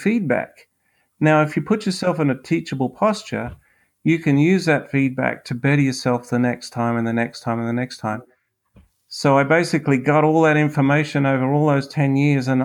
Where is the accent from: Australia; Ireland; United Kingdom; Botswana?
Australia; accent: Australian; now in United States; I am originally from Australia. I'm currently a U.S. citizen.